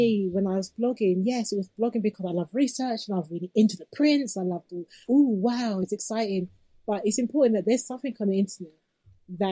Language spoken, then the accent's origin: English; United Kingdom; I'm a British-born black girl